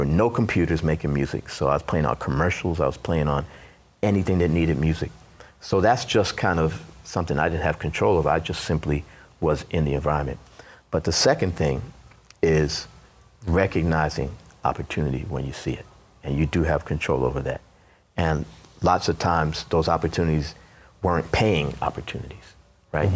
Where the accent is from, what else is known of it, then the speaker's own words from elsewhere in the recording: New York City, New York, United States; also born or lived in Brooklyn / Jamaica, Queens; born in Brooklyn. At the age of 10, we moved to Queens, Jamaica, Queens.